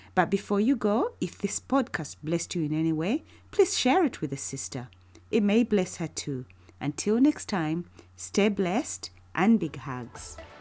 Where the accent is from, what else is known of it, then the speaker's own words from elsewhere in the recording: Uganda; moved away as an adult; now in United Kingdom; I was born and raised in Uganda, but have spent almost half of my life living in the UK with my family